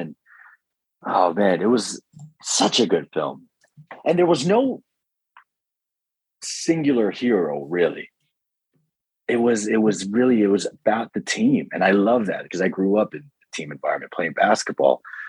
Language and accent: English; Scarborough, Ontario, Canada; I guess growing up in Scarborough, you didn't really see that sort of segregation.